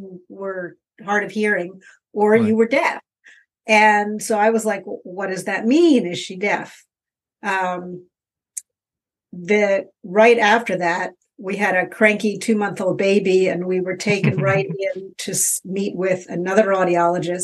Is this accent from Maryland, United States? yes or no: yes; Baltimore, Maryland, United States; moved away as an adult; also born or lived in Philadelphia / Atlanta; now in Boston, United States; I was born and raised in Baltimore, Maryland